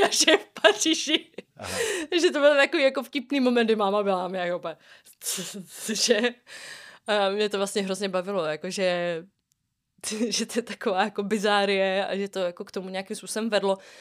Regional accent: Prague, Czechia; jsem z Prahy

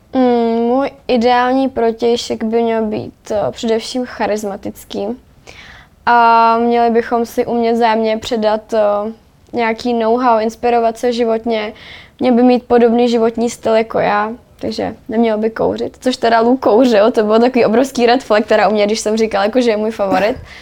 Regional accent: Czechia; my Češi

